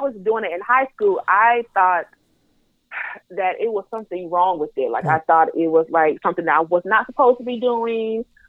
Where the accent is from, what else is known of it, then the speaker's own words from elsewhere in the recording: the South, United States; But, again, I am from the Bible Belt South, and I don't ever remember someone telling me that touching myself was okay.